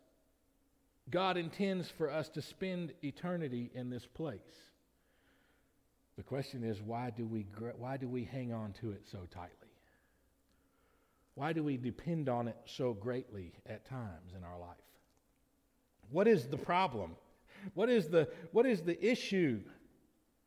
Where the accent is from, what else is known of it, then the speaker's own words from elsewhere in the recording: Lamar County, Alabama, United States; I'm a citizen of the United States of America only because I was born in Lamar County, Alabama.